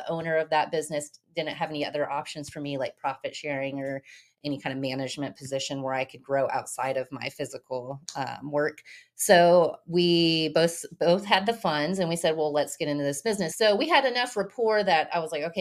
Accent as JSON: {"language": "English", "town": "North Richland Hills", "region": "Texas", "country": "United States", "tie": "born or raised there", "also_born_or_lived": "Wilmington, North Carolina", "said": "I'm from Dallas, North Richland Hills. So I was raised in North Richland Hills"}